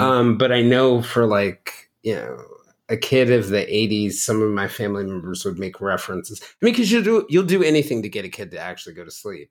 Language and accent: English; Marietta, Georgia, United States; I was growing up in Marietta, Georgia